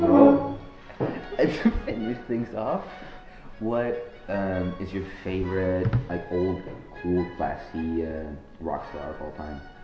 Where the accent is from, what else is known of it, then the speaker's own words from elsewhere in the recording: Oslo, Norway; I'm pretty sure I grew up in Norway